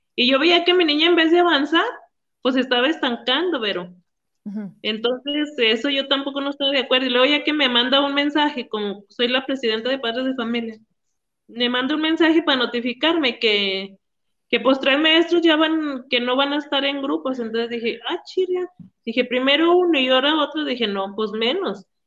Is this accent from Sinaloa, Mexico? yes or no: no; Villanueva, Zacatecas, Mexico; somos de Villanueva